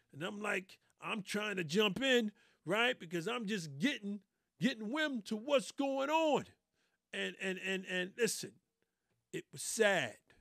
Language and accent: English; New York City, New York, United States; I'm born and raised in New York City